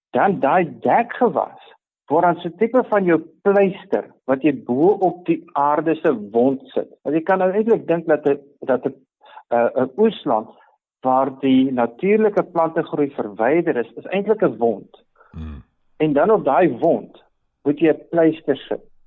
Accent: Free State, South Africa; in die Vrystaat waar ek vandaan kom

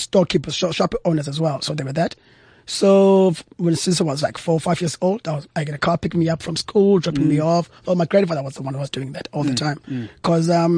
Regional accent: Cape Town, Western Cape, South Africa; first language Xhosa; English is a second language; I am born and bred in Cape Town

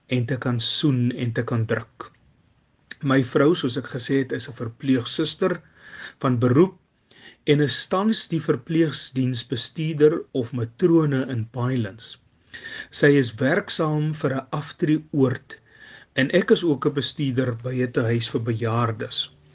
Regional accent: Upington, Northern Cape, South Africa; moved away as an adult; also born or lived in Eerste River, Cape Town; now in Cape Town, South Africa; Ek is oorspronklik van Appington. Ek het hier in Kaapstad kom studeer en het éventueel hier kom wortel skiet en my hier kom vestig

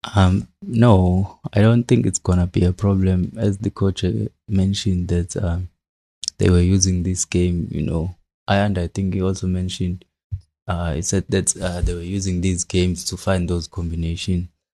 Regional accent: Durban, KwaZulu-Natal, South Africa; I'm from Durban

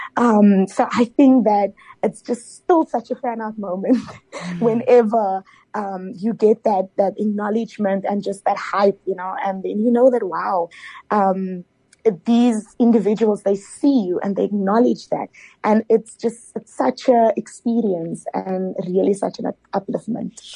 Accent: Cape Town, Western Cape, South Africa; I am from Mitchell's Plain, proudly born and bred, mm. um, Mitchell's Plain in Cape Town.

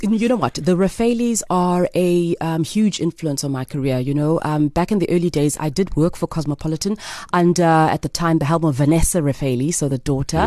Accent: Grahamstown, Eastern Cape, South Africa; also born or lived in East London, South Africa / Alice, South Africa / Johannesburg, South Africa; Originally, I am from East London. Okay. Um, I'm a girl from East London. Also grew up in Alice when I was a really nice. young girl. Um, went to boarding school in Grahamstown for most of my life.

